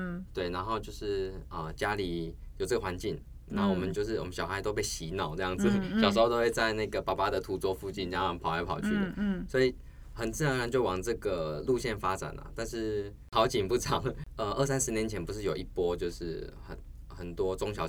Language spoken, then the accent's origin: Chinese; Tainan, Taiwan; also born or lived in Taipei; 我是台南人，